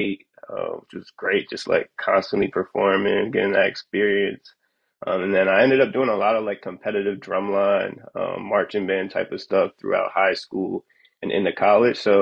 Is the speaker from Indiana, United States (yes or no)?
no; Media, Pennsylvania, United States; I'm originally from Media, Pennsylvania, which is pretty much like a small town right outside the Philly area, like a 30-minute drive outside. So grew up there